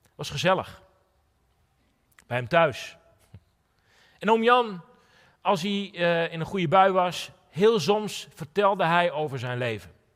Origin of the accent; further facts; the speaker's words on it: Netherlands; now in Drachten, Netherlands; mijn verhaal is begonnen in een onbeduidend dorpje in Nederland